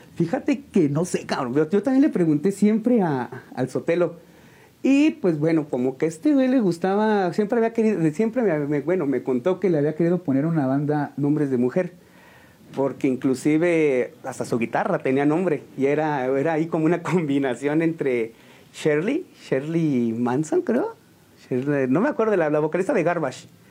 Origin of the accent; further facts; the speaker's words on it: San Juan del Río, Querétaro, Mexico; De aquí, de aquí de San Juan del Río. Soy originario de San Juan